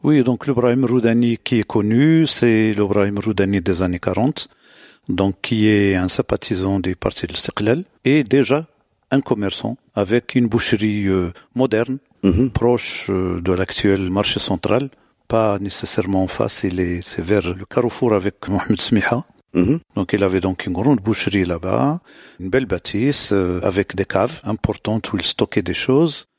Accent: Morocco; Chez nous au Maroc

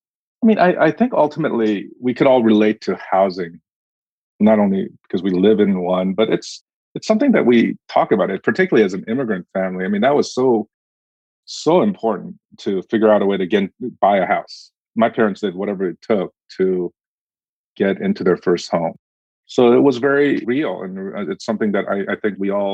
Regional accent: Orange County, California, United States; moved away as an adult; also born or lived in Korea; now in Washington, D.C., United States; I was born in Korea, but I grew up in Orange County. I spent a good chunk of my life there, and then I moved to D.C.

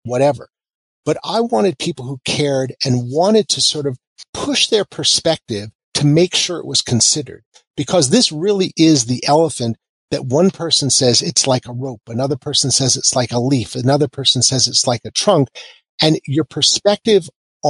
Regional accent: Kansas, United States; moved away; I'm also from Kansas, which means that I sort of have a down-home view towards a lot of things.

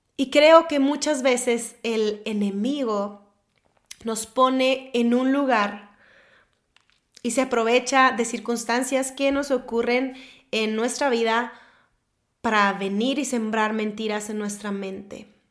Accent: Monterrey, Nuevo León, Mexico; soy de Monterrey, México

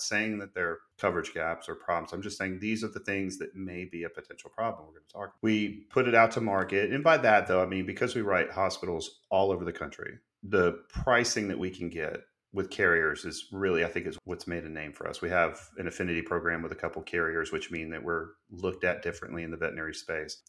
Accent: Gwinnett, Georgia, United States; now in Watkinsville, United States; I felt like I grew up in Gwinnett Animal Clinic in Georgia

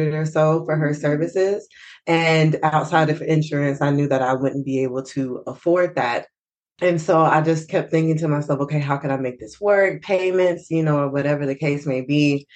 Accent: Fort Worth, Texas, United States; I'm from Fort Worth, Texas.

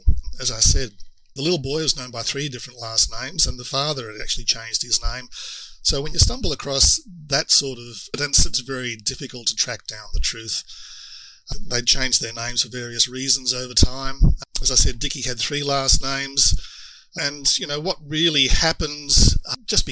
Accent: Queensland, Australia; Queensland, which is my home state

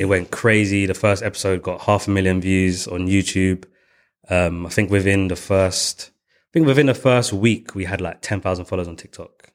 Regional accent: London, United Kingdom; I was going from East London

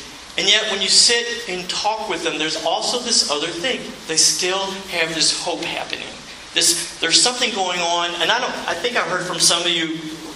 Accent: Alabama, United States; I'm from Alabama

